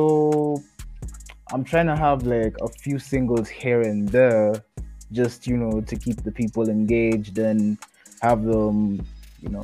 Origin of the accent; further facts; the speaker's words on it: Kenya; I'm a Kenyan rapper, producer, basically Kenyan artist